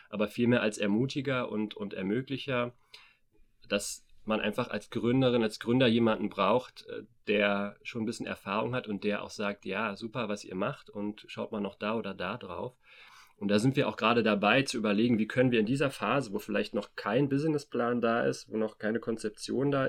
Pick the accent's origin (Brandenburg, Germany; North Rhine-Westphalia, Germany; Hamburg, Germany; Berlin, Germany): Berlin, Germany; now in Erfurt, Germany; wir sitzen hier gerade in, im Erfurter Norden, im, in einem riesigen Plattenbaugebiet. Selbst als Berliner ist es schon, wirkt es schon sehr groß. Da kenne ich die natürlich auch aus Berlin.